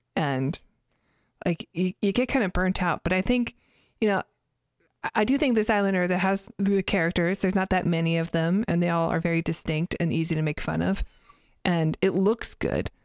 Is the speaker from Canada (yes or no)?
yes; Canada; my family, we grew up in Canada, and we didn't have Comedy Central